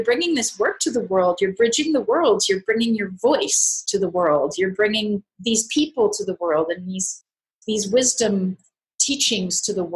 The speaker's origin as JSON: {"language": "English", "region": "California", "country": "United States", "said": "I'm from California"}